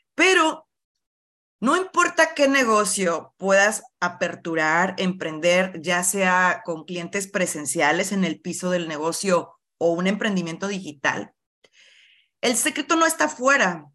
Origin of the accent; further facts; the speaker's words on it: Monclova, Coahuila, Mexico; soy de Moncloa, Coahuila, del norte del país de México, cerca de Monterrey